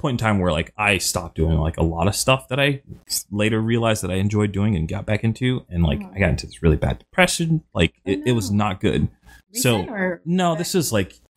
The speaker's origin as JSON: {"language": "English", "country": "United States", "moved": "yes", "lives_now": "Central Florida, United States", "said": "I'm from South/North Carolina"}